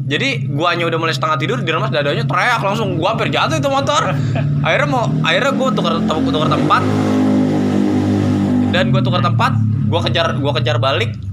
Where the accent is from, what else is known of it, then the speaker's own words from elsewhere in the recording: Cianjur, West Java, Indonesia; kampung gue, Cianjur ke Garut pernah tuh.